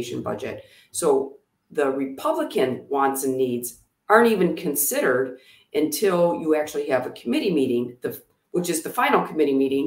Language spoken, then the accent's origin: English; Oxford, Michigan, United States; we grew up in Oxford. Half of my life was spent in Oxford